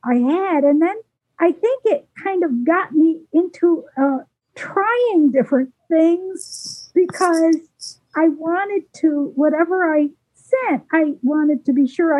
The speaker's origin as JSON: {"language": "English", "town": "Waynesville", "region": "North Carolina", "country": "United States", "said": "I'm from Waynesville, North Carolina."}